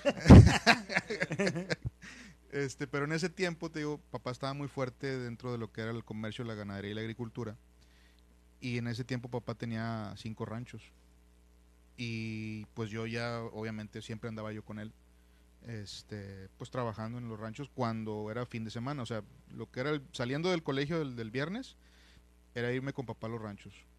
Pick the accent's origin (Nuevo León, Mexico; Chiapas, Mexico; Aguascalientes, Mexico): Nuevo León, Mexico; San Nicolás de los Garza; also born or lived in Monterrey; me crié y, nací y crecí en, en San Nicolás de los Garza junto con los Ramones Nuevo León.